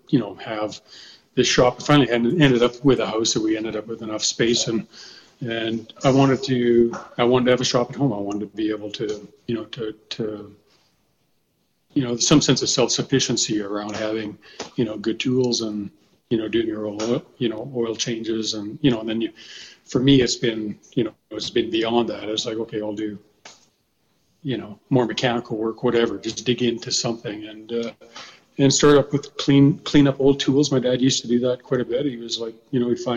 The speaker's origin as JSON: {"language": "English", "town": "Fort McMurray", "region": "Alberta", "country": "Canada", "tie": "born or raised there", "said": "I grew up in Fort McMurray"}